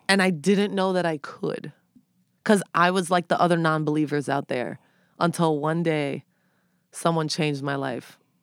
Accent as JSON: {"language": "English", "town": "New York City", "region": "New York", "country": "United States", "tie": "born or raised there"}